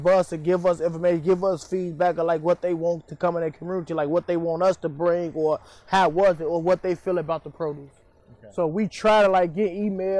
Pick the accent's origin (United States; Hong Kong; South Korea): United States; Chicago, Illinois; I grew up in Cabrini Green